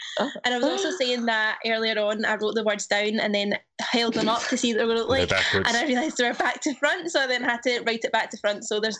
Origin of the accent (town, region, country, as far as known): Glasgow, Scotland, United Kingdom; accent: Scottish